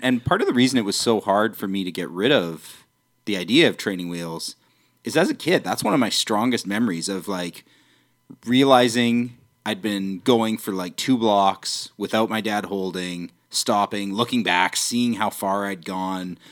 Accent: New Westminster, British Columbia, Canada; also born or lived in Vancouver; I was born and raised in New West

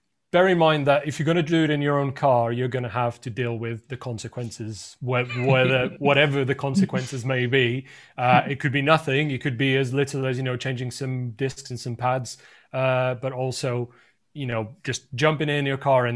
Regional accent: Lisbon, Portugal; moved away as an adult; now in United Kingdom; I'm from Portugal originally, from Lisbon, and I moved to the UK

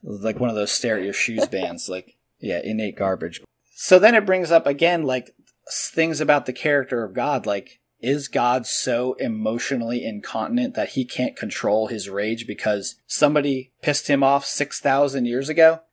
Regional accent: Edison, New Jersey, United States; But I was born in Edison, New Jersey, which granted is kind of like the armpit of the country anyway, but still, there's a lot of Christians there.

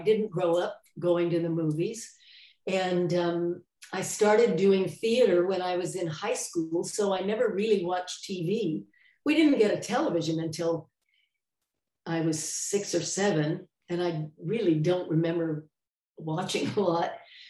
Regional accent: San Jose, California, United States; moved away as an adult; also born or lived in New York; junior high and high school and 1 year of college in San Jose. So I'm probably from San Jose, but I moved to New York when I was 19. And so I always say I was raised in California, but I grew up in New York.

